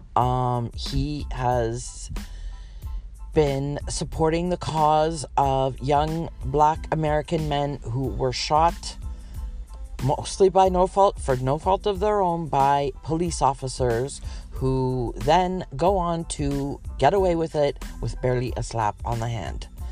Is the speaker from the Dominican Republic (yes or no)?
no; Canada; As a Canadian